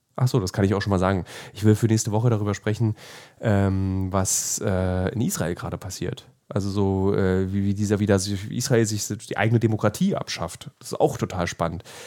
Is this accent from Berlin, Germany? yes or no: yes; Berlin, Germany; als Berliner